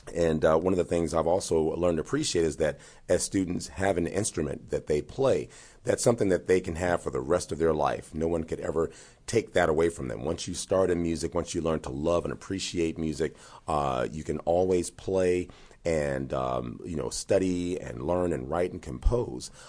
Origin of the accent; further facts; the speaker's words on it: Gary, Indiana, United States; growing up in Gary